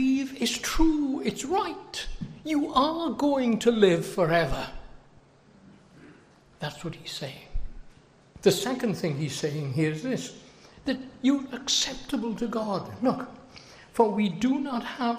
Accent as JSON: {"language": "English", "country": "United Kingdom", "moved": "yes", "lives_now": "United States", "said": "As you can tell by my accent, I think I've lived in America almost 40 years, but I don't think I've got a real good American accent. I come from the United Kingdom."}